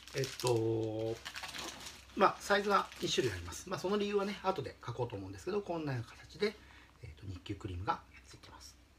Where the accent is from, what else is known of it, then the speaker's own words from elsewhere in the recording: Shimizu, Shizuoka, Japan; moved away as an adult; also born or lived in Tokyo; 故郷の静岡県東部にある清水町に戻ってきまして